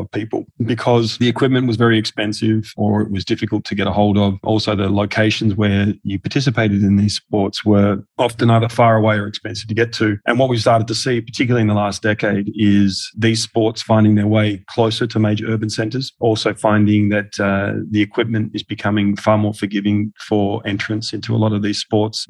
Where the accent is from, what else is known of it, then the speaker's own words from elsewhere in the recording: Australia; accent: Australian; moved away as an adult; also born or lived in Singapore; now in United Arab Emirates; I'm Australian, as you can tell by my accent.